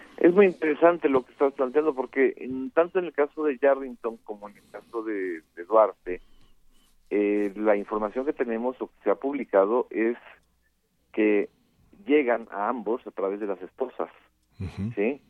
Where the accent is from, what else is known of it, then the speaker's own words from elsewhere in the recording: Mexico; como periodista y como mexicano